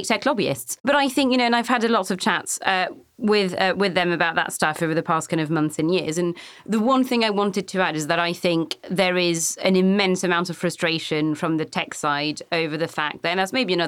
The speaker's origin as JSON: {"language": "English", "country": "France", "tie": "born or raised there", "said": "I was born in 91 and obviously I grew up in France"}